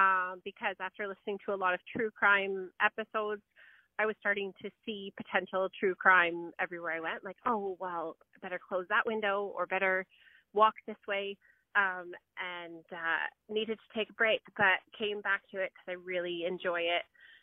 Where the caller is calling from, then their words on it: Georgetown, Ontario, Canada; I'm calling you from Georgetown, Ontario.